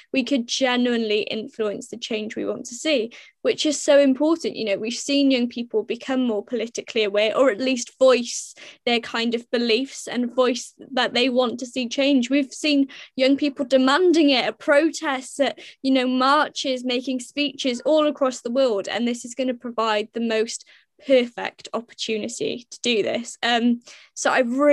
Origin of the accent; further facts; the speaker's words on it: Wales, United Kingdom; we are two teens from Wales